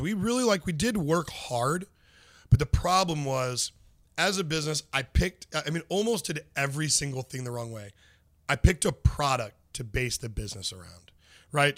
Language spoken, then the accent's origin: English; St. Louis, Missouri, United States; I am from North County, Saint Louis